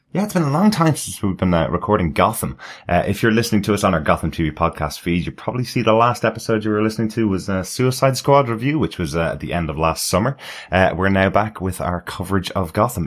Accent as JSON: {"language": "English", "country": "Ireland", "said": "I'm the Irish one."}